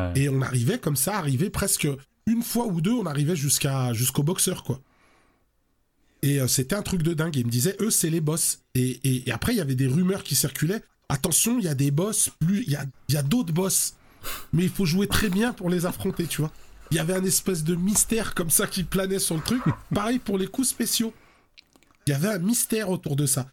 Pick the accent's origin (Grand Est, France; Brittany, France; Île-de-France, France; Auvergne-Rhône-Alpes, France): Auvergne-Rhône-Alpes, France; Lyon; chez nous à, Lyon, hein, parce que je suis originaire de Lyon.